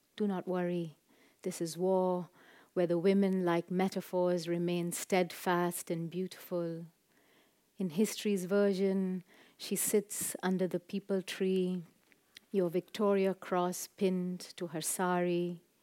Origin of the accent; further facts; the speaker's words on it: Chennai, Tamil Nadu, India; growing up in Madras in South India